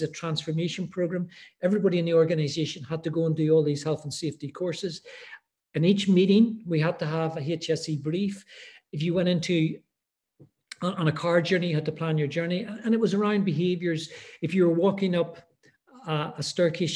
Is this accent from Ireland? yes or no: yes; Ireland; also born or lived in Middle East; now in Edinburgh, United Kingdom; I'm Irish. I'm living in Edinburgh.